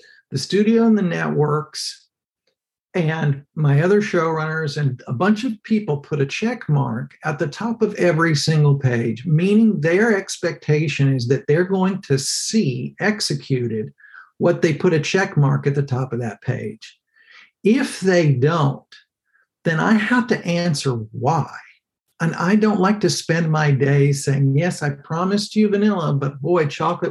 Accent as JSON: {"language": "English", "region": "Texas", "country": "United States", "tie": "born or raised there", "said": "I grew up in Texas"}